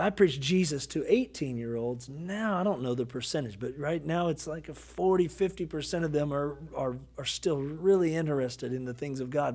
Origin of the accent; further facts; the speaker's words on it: Kentucky, United States; I'm from Kentucky